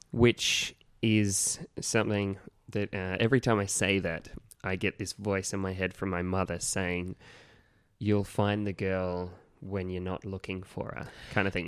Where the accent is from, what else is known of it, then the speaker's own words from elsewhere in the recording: Gunnedah, New South Wales, Australia; now in Sydney, Australia; my hometown of Gunnedah